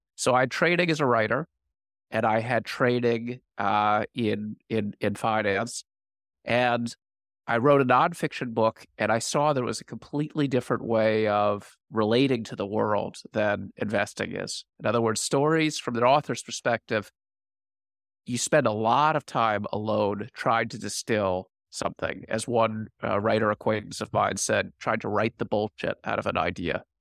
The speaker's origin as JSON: {"language": "English", "town": "Washington", "region": "District of Columbia", "country": "United States", "tie": "born or raised there", "said": "I grew up in Washington, D C."}